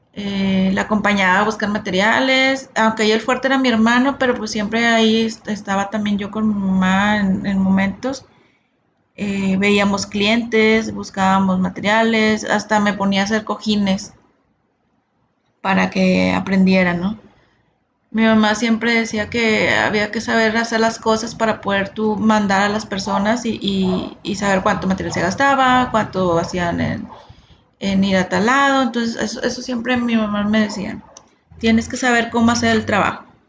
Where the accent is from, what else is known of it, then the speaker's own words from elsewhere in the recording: Monterrey, Nuevo León, Mexico; nací aquí en Monterrey, Nuevo León, México